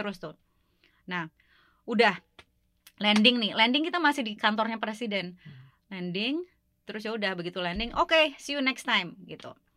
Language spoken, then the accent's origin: Indonesian; Indonesia; moved away as an adult; now in Washington, D.C., United States; latar belakang saya sebagai orang Indonesia